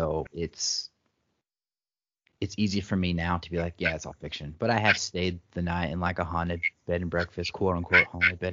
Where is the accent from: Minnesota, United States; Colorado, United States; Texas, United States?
Texas, United States; Texas countryside, United States; also born or lived in Dallas, Texas; I'm originally from Dallas, mm-hmm. and right after kindergarten, we moved out into the country, and that was where I grew up.